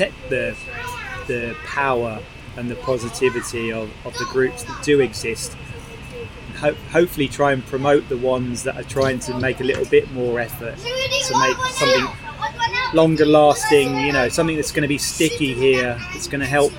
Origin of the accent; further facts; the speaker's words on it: Lincolnshire, East Midlands, United Kingdom; now in London, United Kingdom; if I grew up in Lincolnshire